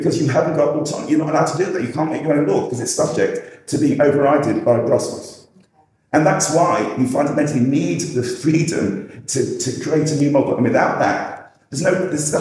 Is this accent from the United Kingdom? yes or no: yes; England, United Kingdom; We're passive as English